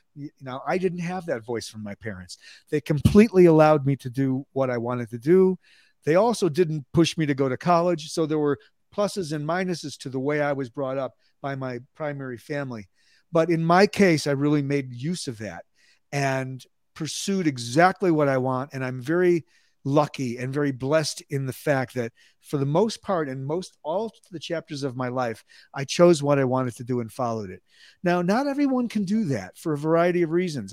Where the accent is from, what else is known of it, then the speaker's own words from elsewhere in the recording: Skokie, Illinois, United States; moved away as an adult; also born or lived in Chicago, Illinois / Dallas, Texas; now in Albuquerque, United States; Chicago, Illinois, north side. I, uh, grew up in suburban Skokie